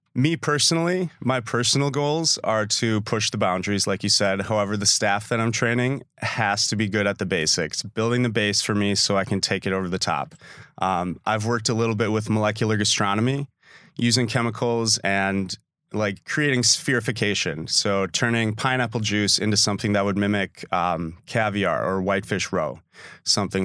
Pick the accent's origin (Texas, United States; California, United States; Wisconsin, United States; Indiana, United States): Wisconsin, United States; Sister Bay; also born or lived in Milwaukee; I grew up in Sister Bay